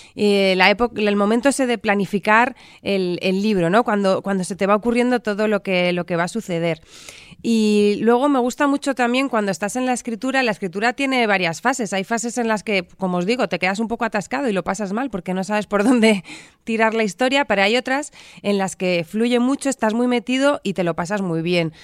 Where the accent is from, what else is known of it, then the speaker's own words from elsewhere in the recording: Madrid, Community of Madrid, Spain; Yo nací en Madrid